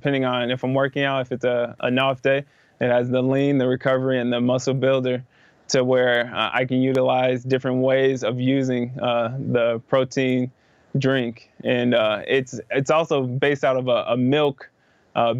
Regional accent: Iowa, United States; growing up in Iowa

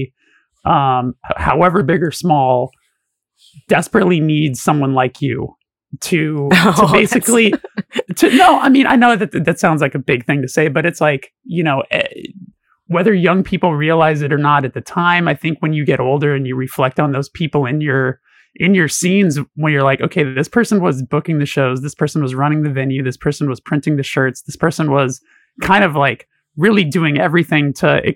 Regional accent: Los Angeles, California, United States; I'm born and raised in Los Angeles

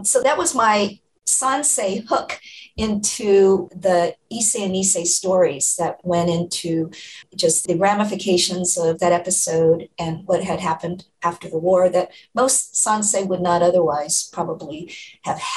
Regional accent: Orange County, California, United States; I grew up in Orange County.

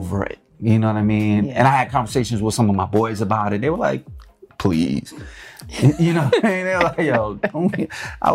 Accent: East Coast, United States; also born or lived in New York / Los Angeles; we're both from the East Coast

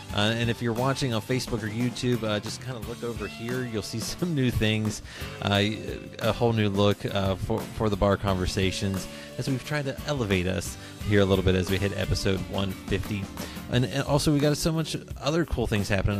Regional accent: southern West Virginia, United States; now in Lexington, United States; I'm in Lexington now, and I grew up in uh, West Virginia

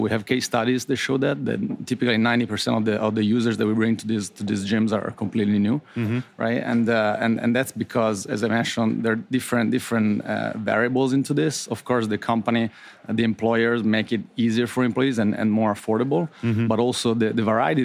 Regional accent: Florence, Tuscany, Italy; moved away as an adult; also born or lived in Ireland; now in United States; I was born and raised in Italy, so I'm not Brazilian, born in Florence.

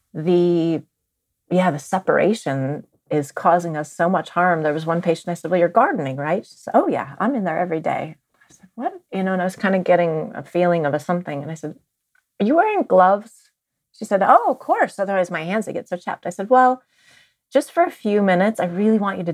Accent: Marin County, California, United States; I grew up in Marin County

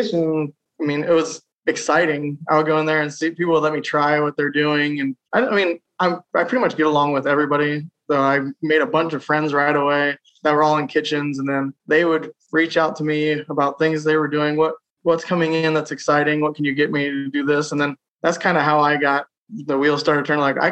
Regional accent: south of Columbus, Ohio, United States; Just south of Columbus.

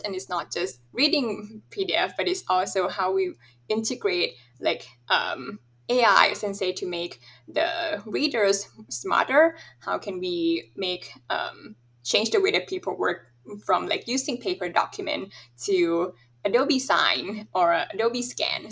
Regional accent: Thailand; moved away as an adult; also born or lived in Michigan, United States; I'm originally from Thailand

